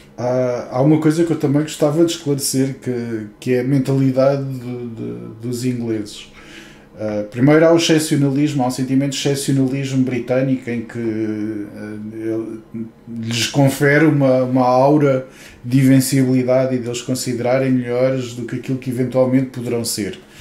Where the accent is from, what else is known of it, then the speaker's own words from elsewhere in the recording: Portugal; now in United Kingdom; E eu sou português